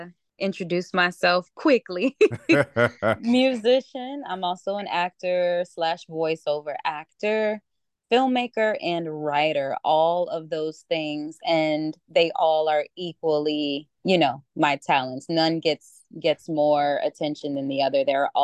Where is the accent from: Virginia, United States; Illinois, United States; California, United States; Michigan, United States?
Michigan, United States; Ypsilanti; So starting out, growing up in Metro Detroit area, from a little town outside of Detroit called Ypsilanti, Michigan.